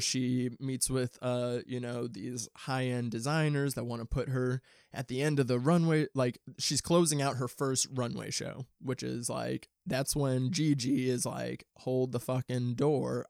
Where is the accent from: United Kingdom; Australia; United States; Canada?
United States; St. Louis, Missouri; moved away as an adult; now in Los Angeles, United States; I'm from the Midwest. I'm not from L A originally. I'm from Saint Louis, Saint Louis, Missouri. And I moved out here two years ago